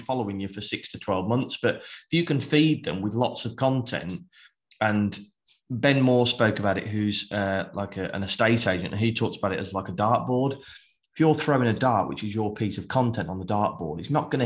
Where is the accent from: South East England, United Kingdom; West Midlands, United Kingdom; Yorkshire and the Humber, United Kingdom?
West Midlands, United Kingdom; Birmingham; I'm from Birmingham